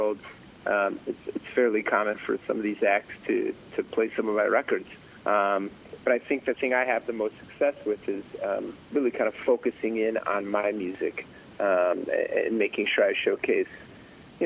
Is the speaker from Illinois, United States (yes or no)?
yes; Chicago, Illinois, United States; now in California, United States; I was a kid growing up in Chicago